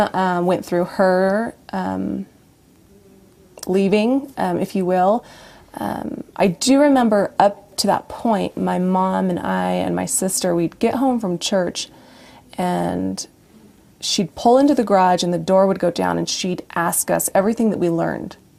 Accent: Brigham City, Utah, United States; also born or lived in Logan, Utah / Farmington, Utah / Boise, Idaho; I was born in Logan. Oh. Um, I grew up until the age of nine in Farmington, and then a brief moment in Boise, Idaho, and then we, uh, well, my parents built yeah. a home in Brigham City, and from sixth grade on, I grew up there.

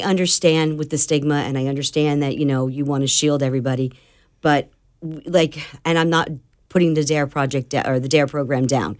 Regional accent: New Jersey, United States; now in Florida, United States; I'm from New Jersey, so I'm as blunt as they come.

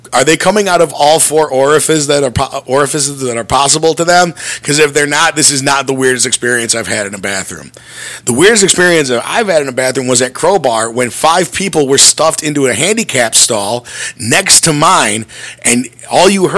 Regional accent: North Glenview, Illinois, United States; the North Glovey stop, which is where Grandpa's, which is the local Irish bar in my hometown, is

